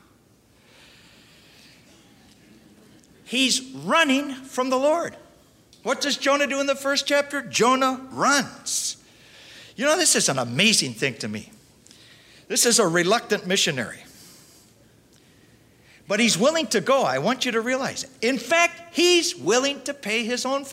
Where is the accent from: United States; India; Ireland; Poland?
United States; Milwaukee, Wisconsin; also born or lived in Russell, Iowa / Spain; now in Dallas, United States; When I grew up in Milwaukee, Wisconsin, as a little kid